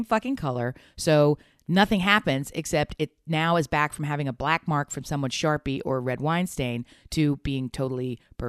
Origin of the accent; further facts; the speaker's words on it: Delaware, United States; Big Joe, we've been with you for a long time. We're from Delaware. We know all about you.